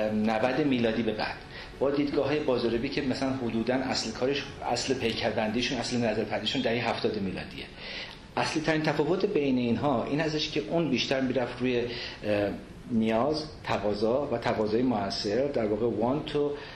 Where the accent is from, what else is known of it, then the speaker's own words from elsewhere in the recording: Iran; moved away; also born or lived in abroad; دست از ایرانم نشستم اونور آب رفتم سالها بودم بازم برگشتم مملکتم